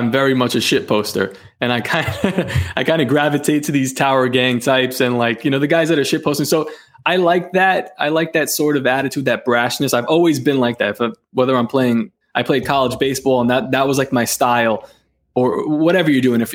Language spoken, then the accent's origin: English; New York City, New York, United States; I was born in Coney Island, grew up in Coney Island, and I recently moved out, but not too far, maybe 15 minutes away